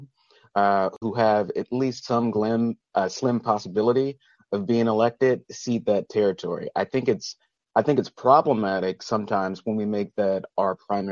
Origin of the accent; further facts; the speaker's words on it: the South, United States; now in Culver City, United States; I'm from the South